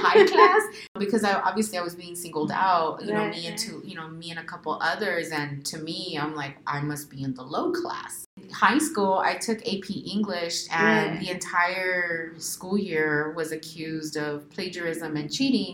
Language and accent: English; Central Valley, California, United States; English is a second language; also born or lived in Riverside; We grew up in the Central Valley